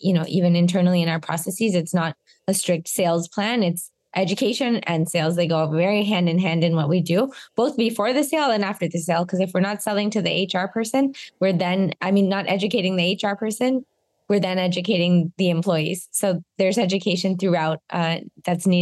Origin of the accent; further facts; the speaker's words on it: Canada; a Canadian who is the CEO and co-founder of an American health plan company